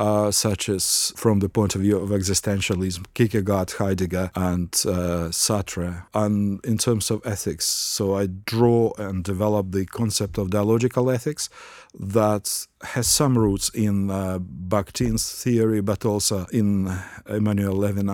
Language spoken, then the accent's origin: English; Ukraine; English is a second language; now in Australia; Well, I came from Ukraine to Australia, and Ukraine is a relatively monocultural nation.